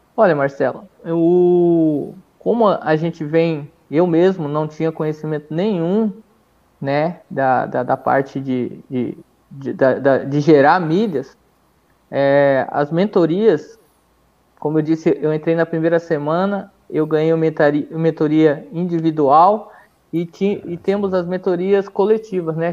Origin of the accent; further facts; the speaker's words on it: Brazil; a gente é brasileiro